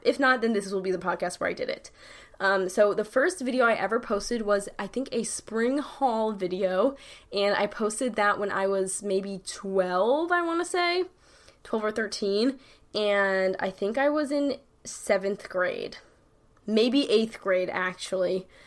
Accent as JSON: {"language": "English", "region": "New York", "country": "United States", "said": "I'm from New York. I say dead ass"}